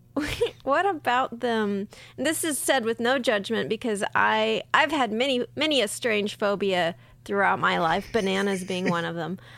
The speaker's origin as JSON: {"language": "English", "town": "San Diego", "region": "California", "country": "United States", "tie": "born or raised there", "said": "I grew up in San Diego, so right next to the beach"}